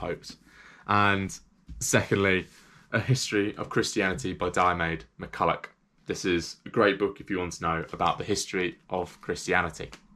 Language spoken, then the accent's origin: English; England, United Kingdom; because I'm English